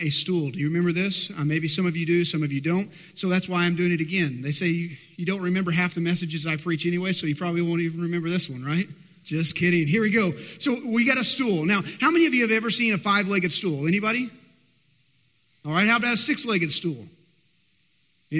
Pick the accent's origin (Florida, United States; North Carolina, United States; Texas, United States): Texas, United States; I live in Texas and born and bred Texan